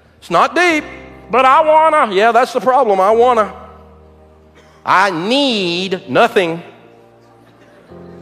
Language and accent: English; the hills of East Tennessee, United States; I'm from Hills, East Tennessee